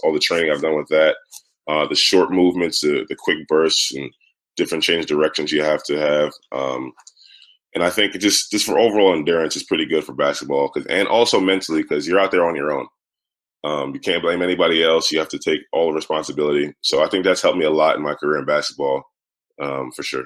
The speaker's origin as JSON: {"language": "English", "town": "New York City", "region": "New York", "country": "United States", "tie": "born or raised there", "said": "growing up in Brooklyn"}